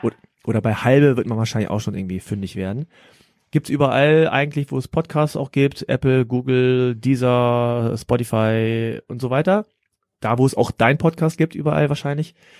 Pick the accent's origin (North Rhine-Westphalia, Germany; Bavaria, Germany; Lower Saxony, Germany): Lower Saxony, Germany; Hanover; ich bin froh, dass ich in Deutschland aufgewachsen bin